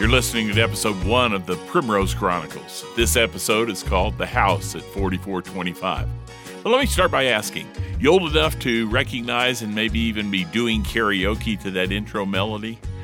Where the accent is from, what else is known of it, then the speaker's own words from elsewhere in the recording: Indianapolis, Indiana, United States; moved away as an adult; also born or lived in California; now in Utah, United States; living in Utah but from the Hoosier State. Growing up in Indianapolis, the crossroads of America during the 1950s and 1960s